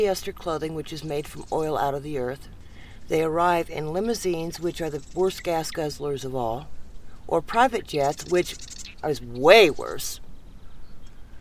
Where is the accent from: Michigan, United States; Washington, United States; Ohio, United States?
Washington, United States; now in Saratoga, United States; I was born out in Washington State